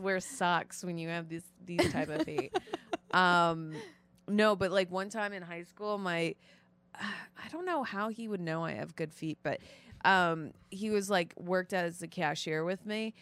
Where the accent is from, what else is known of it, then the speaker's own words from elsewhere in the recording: North Shore suburbs of Chicago, Illinois, United States; also born or lived in Florida; originally I'm from Florida, but I mainly grew up, uh, like in the North Shore suburbs